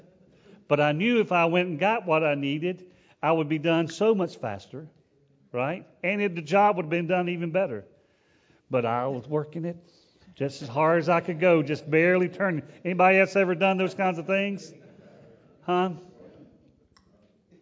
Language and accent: English; United States; We're an American